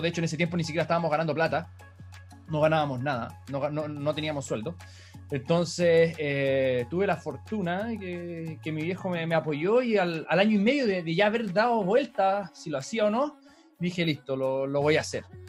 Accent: Chile; hola, sí, soy de Chile

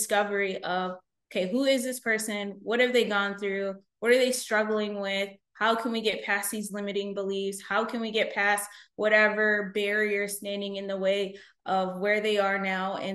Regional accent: United States; My mom was 7.5 months pregnant with me when she came to the States. And then I was born here

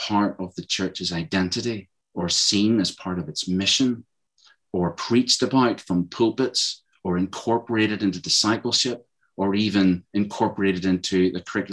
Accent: Northern Ireland, United Kingdom; moved away as an adult; also born or lived in Malaysia / Thailand; when I was growing up in Northern Ireland

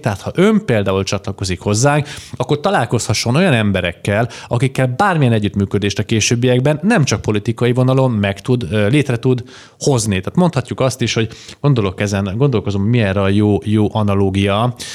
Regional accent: Debrecen, Hajdú-Bihar, Hungary; debreceni vagyok eredetileg

